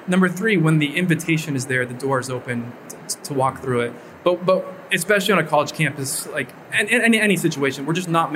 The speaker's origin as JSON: {"language": "English", "area": "Orange County", "region": "California", "country": "United States", "moved": "yes", "said": "I'm from Orange County, California, from Southern California. And I was back home for one summer"}